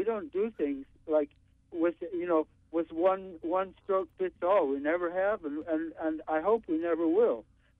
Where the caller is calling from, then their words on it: Brooklyn, New York, United States; I'm calling from Brooklyn.